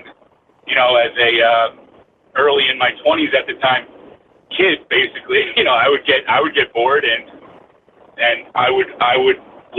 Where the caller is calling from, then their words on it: Bergen County, New Jersey, United States; I'm calling from Bergen County, New Jersey.